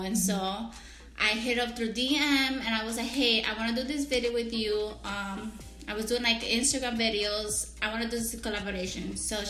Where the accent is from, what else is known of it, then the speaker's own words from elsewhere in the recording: Dominican Republic; moved away; I was born in Dominican Republic and... usually we call it colmado in DR.